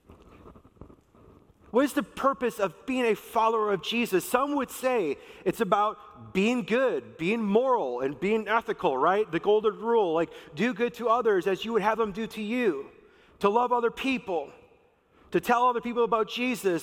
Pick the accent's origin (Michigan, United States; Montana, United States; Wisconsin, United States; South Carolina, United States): Wisconsin, United States; moved away; also born or lived in Minnesota; growing up in Wisconsin, the fishing that we would do was for bullheads